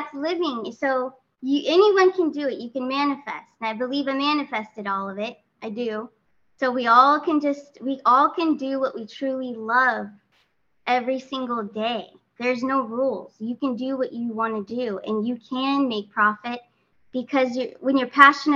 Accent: California, United States; now in Florida, United States; I'm from California originally, but did relocate closer to Mr. T, Trump, out here in Florida.

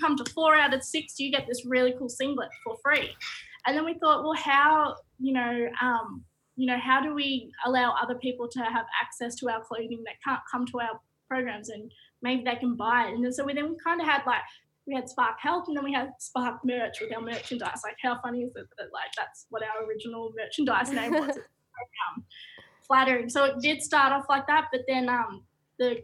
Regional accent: Shepparton, Victoria, Australia; also born or lived in Mooroopna; I grew up in Shepparton or Maroopna on my grandfather's country

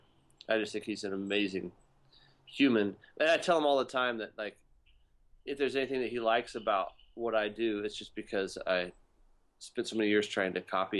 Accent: Texas, United States; I grew up in Texas

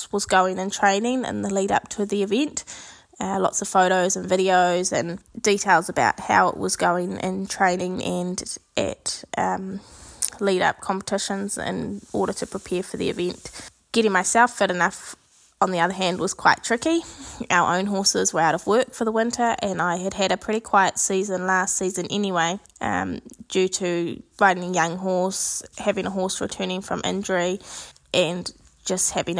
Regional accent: Central North Island, New Zealand; I am from the Central North Island of New Zealand.

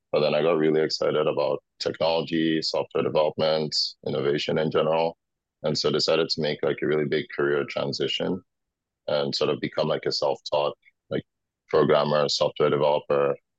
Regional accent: Accra, Greater Accra, Ghana; moved away as an adult; also born or lived in Indiana, United States; now in United States; I grew up in Ghana. It's in Accra, Ghana.

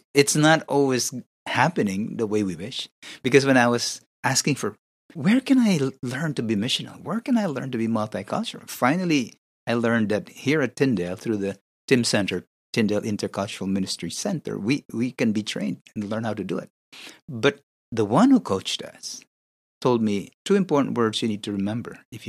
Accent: Philippines; I need to think beyond the Philippines. The Filipinos are a good group to begin with. I am Filipino.

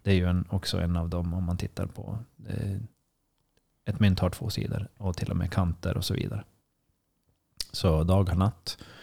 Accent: Sweden; som svensk

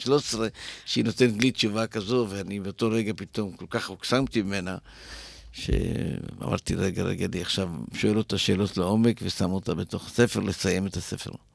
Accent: Israel; אנחנו ישראלים

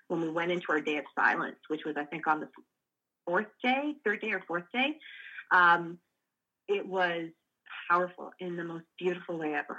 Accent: Canada; I am a Canadian

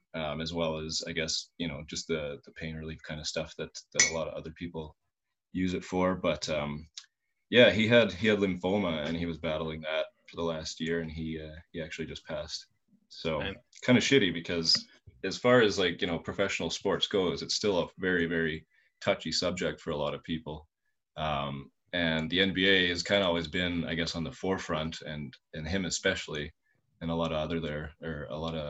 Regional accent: Saskatoon, Saskatchewan, Canada; here in my hometown in Saskatoon

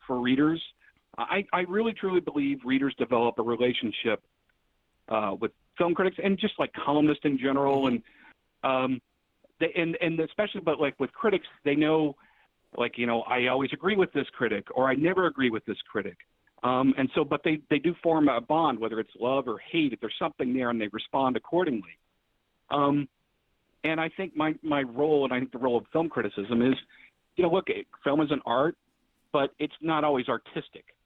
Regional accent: Dallas, Texas, United States; now in Toledo, United States; I was born in Dallas

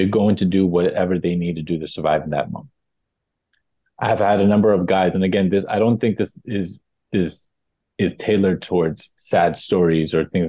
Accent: New York City, New York, United States; also born or lived in Texas; My mom and my sisters and I came to New York kind of to run away from my dad

